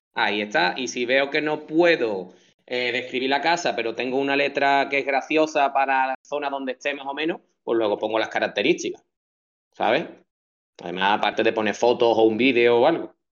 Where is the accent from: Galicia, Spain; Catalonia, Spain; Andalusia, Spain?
Andalusia, Spain; Chipiona; also born or lived in Rota; llevo en Chipiona toda mi vida, desde que nací, fíjate, bueno, nací en Rota, y ya me trajeron para acá